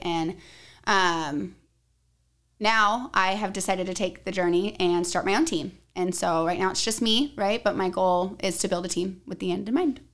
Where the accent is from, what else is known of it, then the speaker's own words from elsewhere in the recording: Arizona, United States; I'm from Arizona